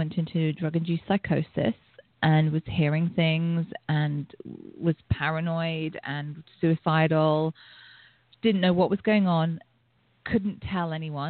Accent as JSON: {"language": "English", "region": "England", "country": "United Kingdom", "tie": "born or raised there", "said": "I grew up in England"}